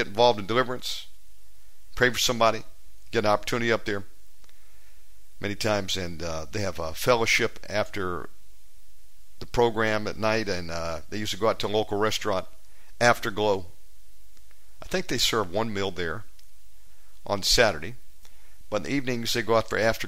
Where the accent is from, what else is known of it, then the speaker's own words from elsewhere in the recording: United States; also born or lived in Las Vegas; now in Indonesia; I'm an American, but I've got an Indonesian driver's license.